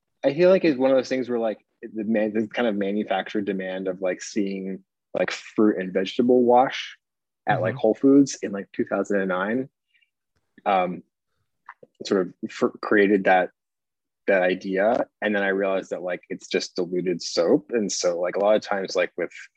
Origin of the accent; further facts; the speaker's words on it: Connecticut, United States; I grew up in Connecticut.